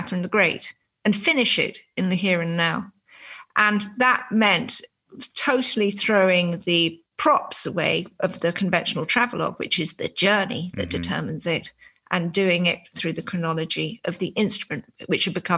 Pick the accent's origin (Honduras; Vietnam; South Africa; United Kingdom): United Kingdom; I'm a British journalist